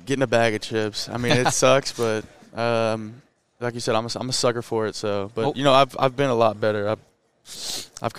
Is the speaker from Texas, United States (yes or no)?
yes; Southlake, Texas, United States; also born or lived in Columbus, Ohio; now in Austin, United States; I'm from Southlake.